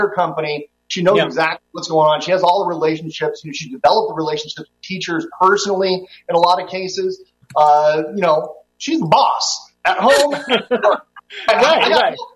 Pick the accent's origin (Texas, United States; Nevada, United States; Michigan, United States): Nevada, United States; Las Vegas; I'm from Las Vegas.